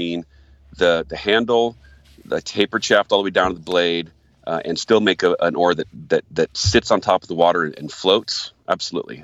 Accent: Michigan, United States; moved away; I'm originally a Michigander. I was born in Michigan

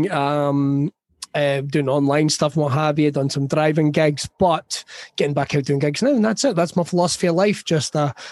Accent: Scotland, United Kingdom; now in Canada; You go, I'm from Ayrshire.

